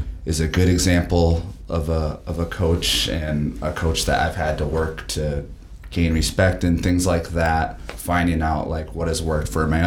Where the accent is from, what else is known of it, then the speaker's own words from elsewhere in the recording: Waupaca, Wisconsin, United States; I grew up in Waupaca, Wisconsin